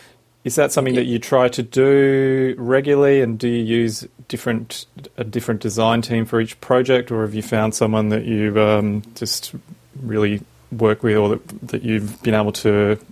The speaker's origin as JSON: {"language": "English", "town": "Brisbane", "region": "Queensland", "country": "Australia", "moved": "yes", "lives_now": "Melbourne, Australia", "said": "because I'm from Brisbane originally, my family still lives there"}